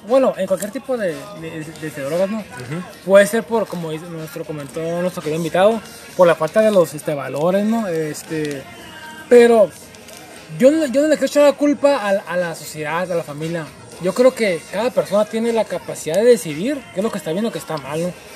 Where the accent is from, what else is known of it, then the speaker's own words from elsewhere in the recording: Mexico; como mexicanos